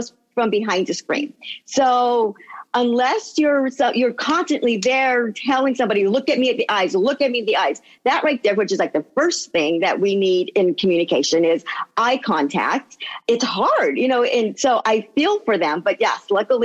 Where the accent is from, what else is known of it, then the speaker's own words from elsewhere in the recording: Los Angeles, California, United States; also born or lived in Pico Rivera; I am born and raised Angeleno. So I was born in Los Angeles, and then my family got a home in Pico Rivera